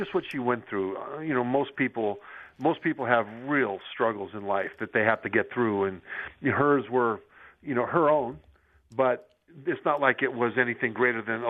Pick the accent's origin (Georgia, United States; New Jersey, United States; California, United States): California, United States; Sacramento; moved away as an adult; also born or lived in Utah; I grew up in Sacramento, California, Rio Americano High School